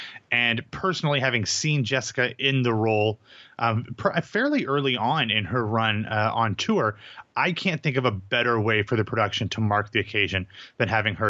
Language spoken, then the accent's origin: English; Columbus, Ohio, United States; You know, when I was growing up, the Yankees farm team was in my hometown of Columbus, Ohio.